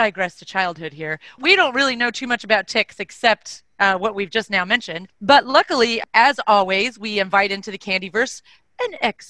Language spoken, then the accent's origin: English; Texas, United States; we're from Texas where they have ticks.